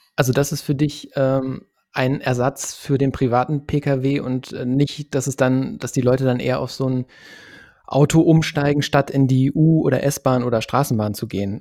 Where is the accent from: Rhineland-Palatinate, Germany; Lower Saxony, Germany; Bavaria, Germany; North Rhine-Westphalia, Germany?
Lower Saxony, Germany; ich komme zum Beispiel aus Niedersachsen vom platten Land